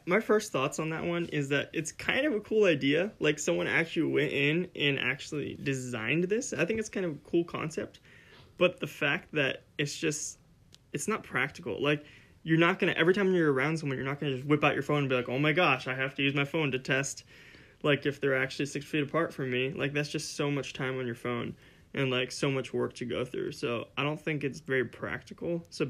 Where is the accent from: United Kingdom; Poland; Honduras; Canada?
Honduras; moved away as an adult; also born or lived in Florida, United States; now in Minnesota, United States; we weren't born in Honduras. We were born in Florida, but we were raised in Honduras as missionary kids, and I lived there for about 2 years past when Noah left, and then when I turned 18, we moved up to Minnesota